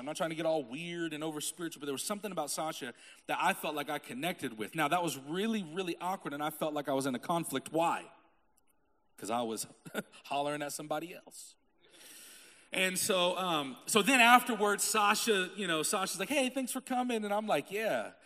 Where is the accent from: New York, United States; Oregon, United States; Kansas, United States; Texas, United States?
Kansas, United States; Topeka; I'm from Topeka, Kansas